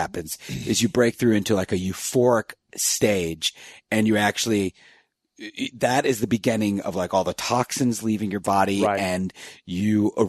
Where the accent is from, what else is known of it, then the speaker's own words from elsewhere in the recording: East Coast, United States; I mean, I'm from the East Coast. I could never tell my friends.